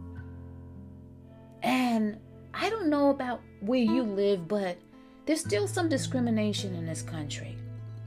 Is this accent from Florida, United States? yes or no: no; New York City, New York, United States; also born or lived in Nyack, New York / Valley Cottage, New York; I was born in Harlem, New York. The South Side, they say. Then we moved to the Bronx, New York, the South Side. From there, we moved upstate New York to Nyack and Valley Cottage